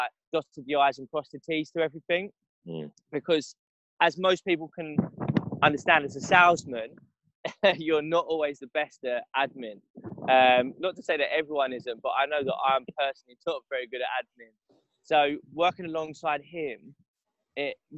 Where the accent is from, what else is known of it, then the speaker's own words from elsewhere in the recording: Benfleet, East of England, United Kingdom; also born or lived in London; I'm from Benfleet in the south